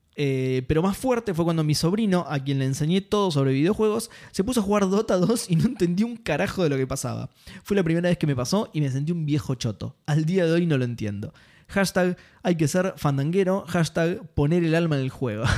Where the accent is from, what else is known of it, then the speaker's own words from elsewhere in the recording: Argentina; soy argentino